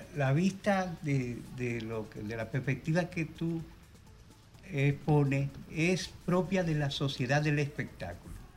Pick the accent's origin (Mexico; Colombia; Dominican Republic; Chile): Dominican Republic; Cibao; los dos somos cibaeños